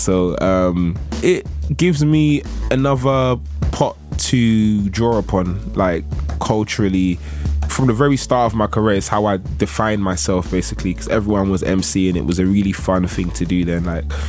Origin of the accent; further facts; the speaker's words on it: London, United Kingdom; I'm from Nigeria. I'm Nigerian. My parents are Nigeria, but I grew up in Woolwich. I always say I was made in Africa, born in the UK, because I was conceived on the motherland where they traveled and they had me in London.